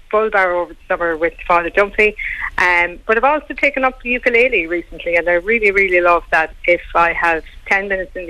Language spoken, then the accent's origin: English; Carlow, County Carlow, Ireland; also born or lived in Tullow / County Laois / Graiguecullen; I was born in Carlow Town in St. Bridget's Hospital